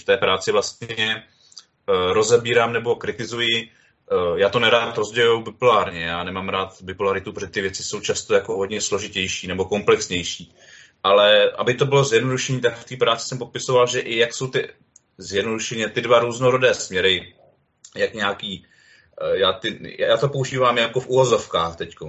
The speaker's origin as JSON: {"language": "Czech", "town": "Jihlava", "region": "Vysočina Region", "country": "Czechia", "said": "Já jsem teda z Jihlavy"}